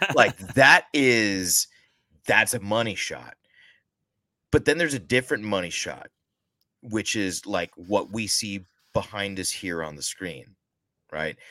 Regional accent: the South, United States; we're both from the South

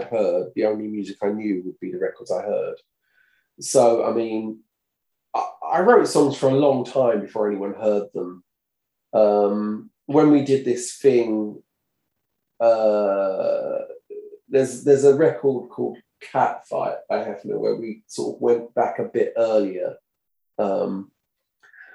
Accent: Brentwood, East of England, United Kingdom; accent: Essex; I was from Brentwood, which is only up the road.

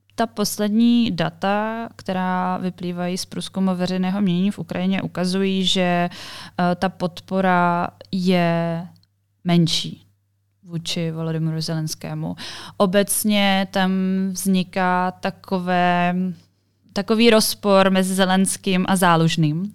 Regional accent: Czechia; jsem z Česka

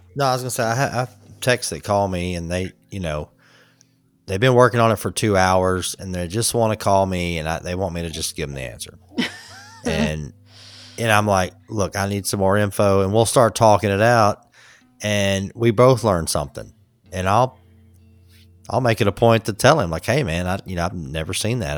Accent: Atlanta, Georgia, United States; I'm from Atlanta

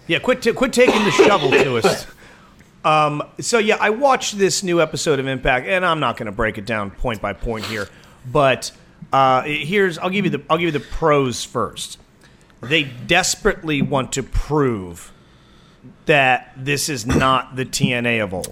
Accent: Waldorf, Maryland, United States; I can only be the second most popular person from Waldorf

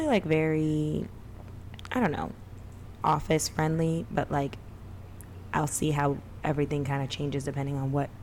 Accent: New York City, New York, United States; I'm from Macon Street

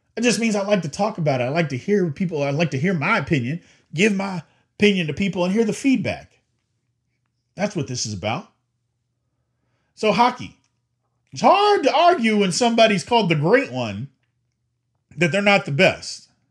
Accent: Louisville, Kentucky, United States; I'm from Louisville

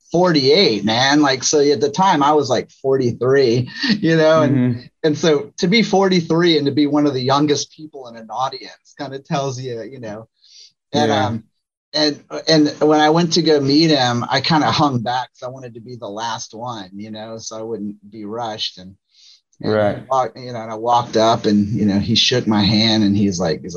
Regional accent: New Orleans, Louisiana, United States; moved away; also born or lived in Georgia; I grew up in the South, I grew up in New Orleans, and then moved from New Orleans to Georgia

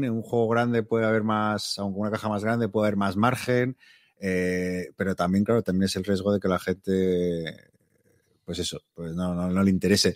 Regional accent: Madrid, Community of Madrid, Spain; yo soy de Madrid

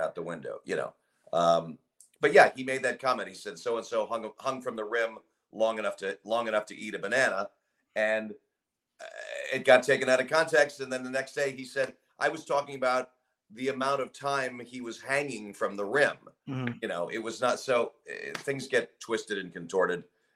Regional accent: Los Angeles, California, United States; I grew up in Brentwood, Santa Monica

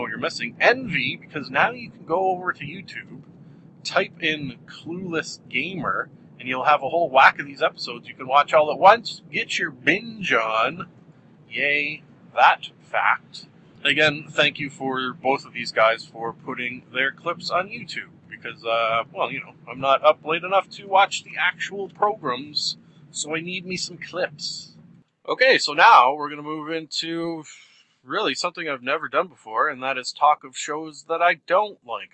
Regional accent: Canada; our Canadian winter

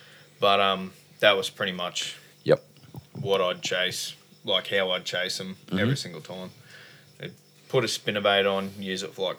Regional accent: Blackwater, Queensland, Australia; also born or lived in Dysart; I grew up in Blackwater, pretty much. I was in Dysart first and then Blackwater.

